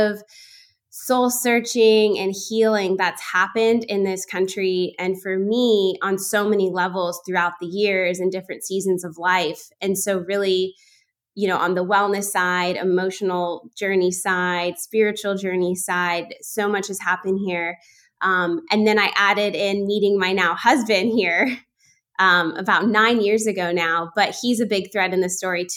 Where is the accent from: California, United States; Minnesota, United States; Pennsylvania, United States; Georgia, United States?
California, United States; moved away as an adult; also born or lived in Bay Area, California; now in Athens, Greece; I was born and raised in California.